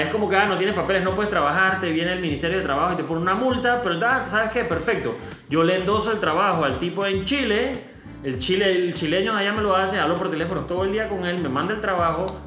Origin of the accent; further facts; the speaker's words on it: Panama; como panameños